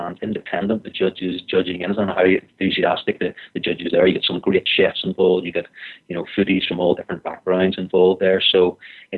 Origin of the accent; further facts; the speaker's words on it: Comber, Northern Ireland, United Kingdom; the deli in Cumber, my hometown, the tip of Strangford Lough